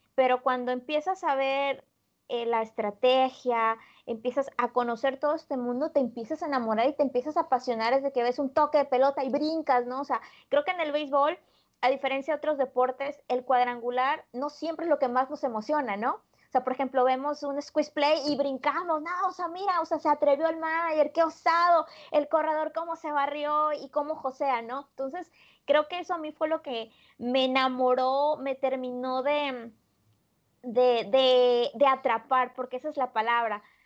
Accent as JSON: {"language": "Spanish", "town": "Poza Rica", "region": "Veracruz", "country": "Mexico", "tie": "born or raised there", "said": "yo soy veracruzana, soy originaria de la ciudad de Poza Rica, Veracruz, al norte del estado de Veracruz"}